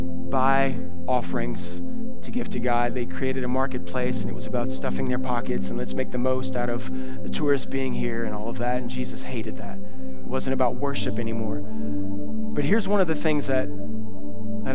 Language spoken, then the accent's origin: English; South Louisiana, United States; I'm from South Louisiana